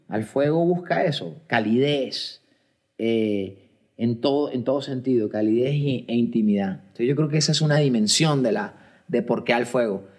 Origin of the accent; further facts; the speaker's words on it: Colombia; soy un hombre colombiano, tengo 49 años